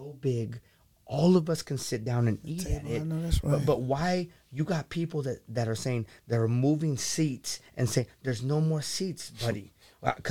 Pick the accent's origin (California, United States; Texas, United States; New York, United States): California, United States; the Bay Area / Silicon Valley; moved away as an adult; now in Sacramento, United States; I'm from the Bay, working at Google and growing up in Silicon Valley